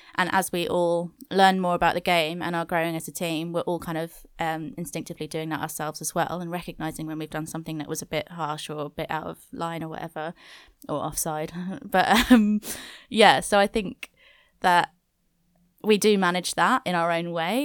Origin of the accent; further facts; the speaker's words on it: Wales, United Kingdom; I'm from Wales, so that's a big part of my culture